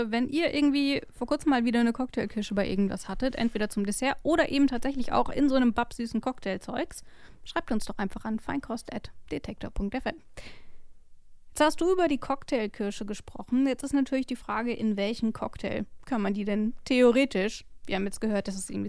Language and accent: German; West Germany, Germany; ich komme aus dem Westen